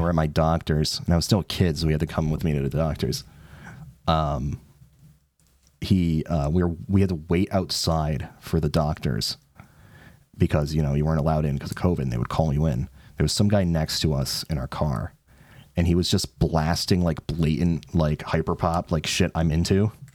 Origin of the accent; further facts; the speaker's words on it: New England, United States; I'm from New England, so I have to watch the Ted Show